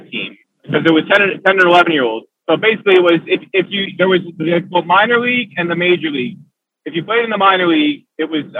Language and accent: English; Kinnelon, New Jersey, United States; I grew up in Kinnelon, New Jersey